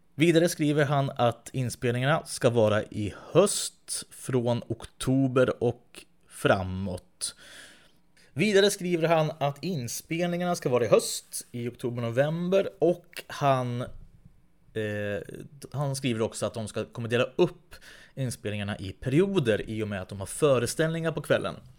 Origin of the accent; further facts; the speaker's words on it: Västerås, Västmanland, Sweden; i Västerås där jag växte upp